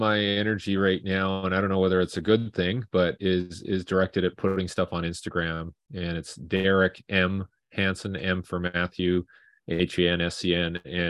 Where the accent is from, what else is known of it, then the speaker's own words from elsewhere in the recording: Vancouver, British Columbia, Canada; And I'm from Vancouver.